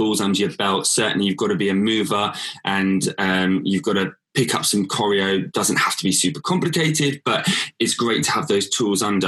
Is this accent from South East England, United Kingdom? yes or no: yes; Whitstable, South East England, United Kingdom; I was born in Whitstable, that's where I'm from originally, and grew up there all my life